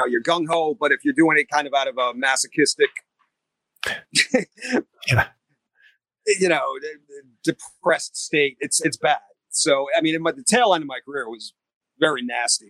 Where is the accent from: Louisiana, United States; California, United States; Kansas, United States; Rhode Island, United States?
Rhode Island, United States; New England; I grew up in New England, Rhode Island